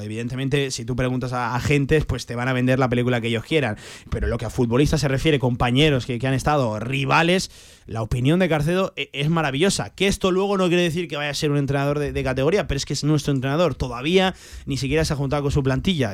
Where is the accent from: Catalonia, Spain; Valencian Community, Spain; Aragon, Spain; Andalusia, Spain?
Aragon, Spain; mi tierra, para Aragón